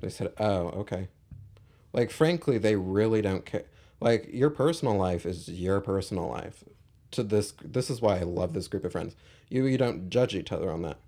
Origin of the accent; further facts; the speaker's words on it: Irvine, California, United States; I grew up in Irvine